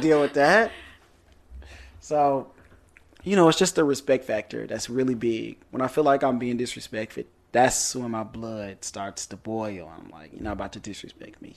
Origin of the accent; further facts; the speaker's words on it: Detroit, Michigan, United States; moved away; I'm from Detroit